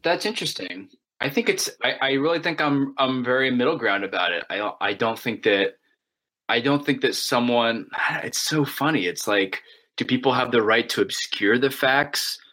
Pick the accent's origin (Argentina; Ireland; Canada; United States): United States; I'm an American, and I live in a, an open democracy